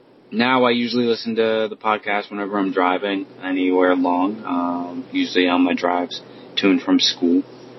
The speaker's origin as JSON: {"language": "English", "region": "New York", "country": "United States", "tie": "born or raised there", "said": "I am from New York, born and half raised. I've jumped around a lot, moved around a lot. But I am currently living in New York. I go to school in Massachusetts, however."}